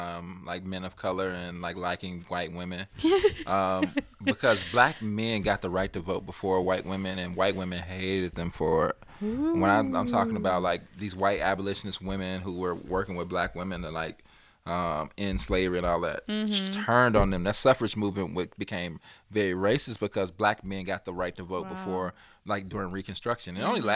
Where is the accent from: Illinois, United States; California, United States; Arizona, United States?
Illinois, United States; Chicago; I ain't know nothing about uptown because I'm from the Southside.